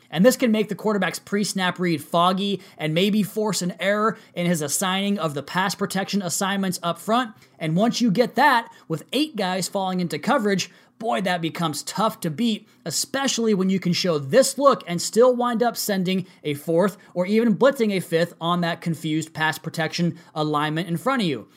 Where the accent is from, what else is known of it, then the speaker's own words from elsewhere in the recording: Pacific Northwest, United States; I'm from the Pacific Northwest